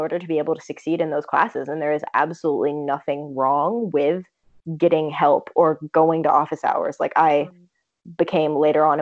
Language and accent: English; Vermont, United States; I'm originally from Vermont, and I went to a, you know, small high school